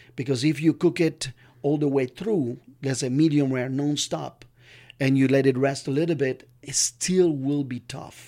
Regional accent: California, United States; I'm from California

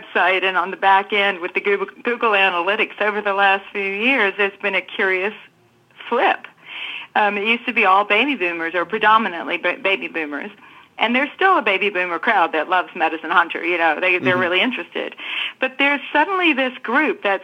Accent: New Zealand; moved away as an adult; I grew up in New Zealand from 9 to 19

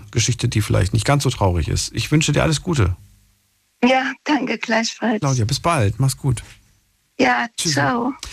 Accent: Stuttgart, Baden-Württemberg, Germany; …, grüß dich. Woher? Aus welcher Ecke? Jawohl. Ich komme aus Stuttgart.

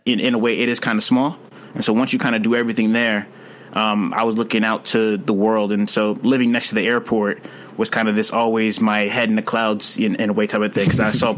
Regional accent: St. Louis, Missouri, United States; moved away; also born or lived in Philadelphia; growing up in St. Louis

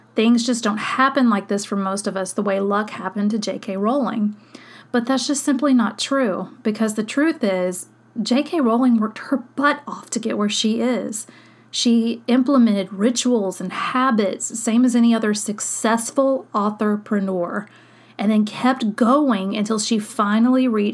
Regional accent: Long Beach, Mississippi, United States; my hometown in Long Beach, where I went to high school

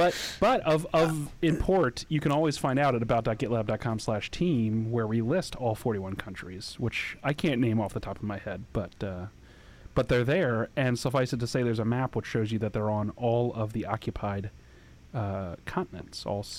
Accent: Annapolis, Maryland, United States; I am both from and living currently in Annapolis, Maryland.

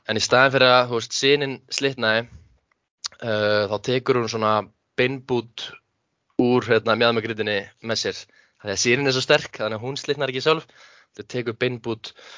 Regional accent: Hafnarfjörður, Capital Region, Iceland; also born or lived in Höfn í Hornafirði; ég er sérst uppalinn að höfn í Hafnafjörði mm. en flytt í þriðjabæk í Hafnafjörð og hef búið þar svona alla mína æfi

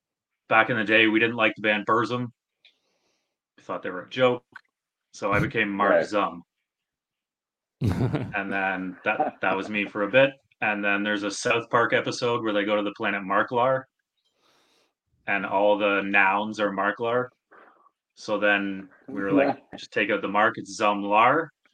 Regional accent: Stratford, Ontario, Canada; I'm from Stratford, Ontario.

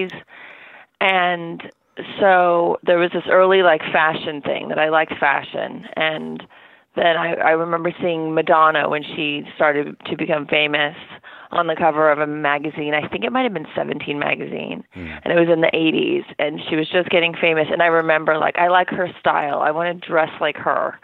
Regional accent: Orange County, Southern California, United States; moved away as an adult; also born or lived in New York; I grew up in Southern California in Orange County

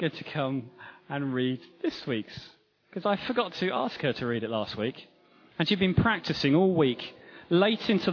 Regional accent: England, United Kingdom; And we're Anglican, and we're English, most of us.

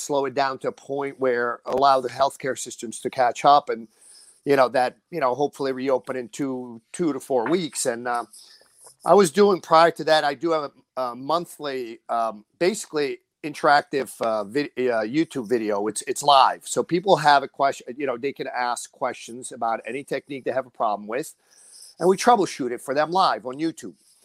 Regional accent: northern New Jersey, United States; we're up north. We're up north

